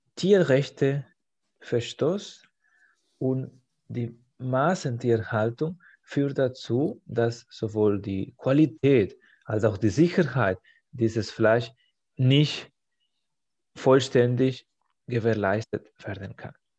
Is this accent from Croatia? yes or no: no; Spain; now in Germany; In meiner Heimat